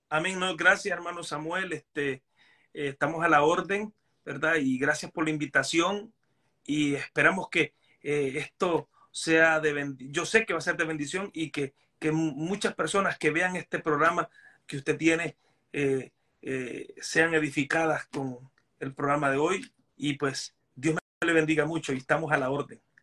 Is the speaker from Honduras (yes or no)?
yes; Honduras; moved away as an adult; now in United States; yo soy hondureño